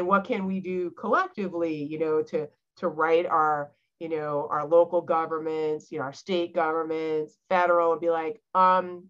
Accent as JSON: {"language": "English", "town": "Charleston", "region": "South Carolina", "country": "United States", "tie": "born or raised there"}